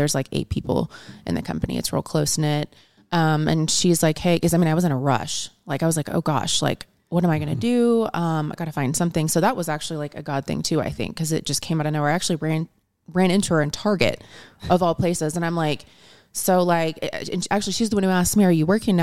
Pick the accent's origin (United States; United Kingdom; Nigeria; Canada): United States; Arlington, Texas; I grew up in Arlington, Texas, which is kind of around the Dallas area.